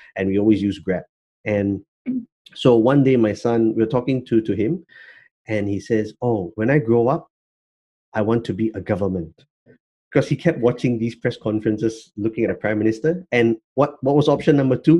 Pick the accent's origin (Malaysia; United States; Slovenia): Malaysia; I'm Malaysian